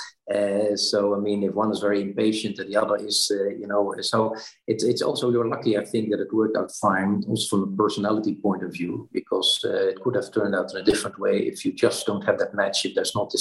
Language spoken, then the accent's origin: English; Netherlands; also born or lived in Brussels; went back to the Netherlands, my home country